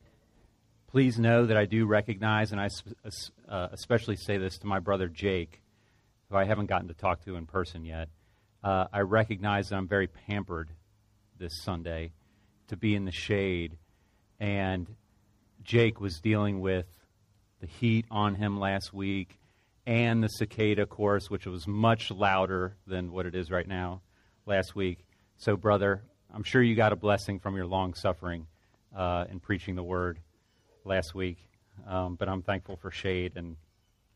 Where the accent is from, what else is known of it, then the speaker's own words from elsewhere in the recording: Cincinnati, Ohio, United States; moved away; I'm from Cincinnati originally